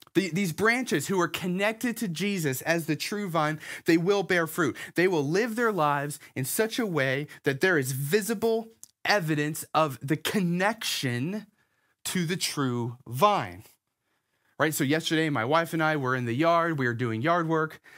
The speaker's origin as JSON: {"language": "English", "town": "Herndon", "region": "Virginia", "country": "United States", "tie": "born or raised there", "said": "when I was five years old, my family moved here to Herndon, Virginia. Uh, so I've been in Northern Virginia for the vast majority of my life"}